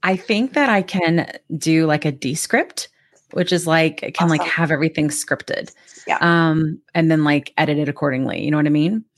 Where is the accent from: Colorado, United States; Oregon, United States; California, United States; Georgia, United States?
Georgia, United States; I'm from Georgia